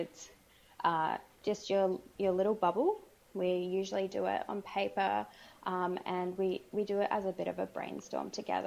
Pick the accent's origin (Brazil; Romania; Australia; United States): Australia; Sydney, New South Wales; I'm Australian. I'm from Sydney.